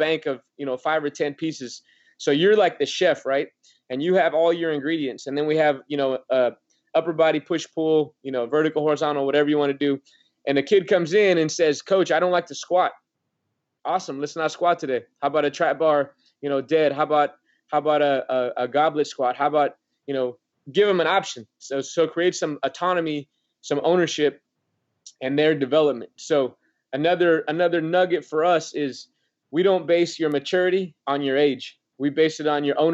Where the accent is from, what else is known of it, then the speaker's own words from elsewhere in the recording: Oregon, United States; moved away; I'm from Oregon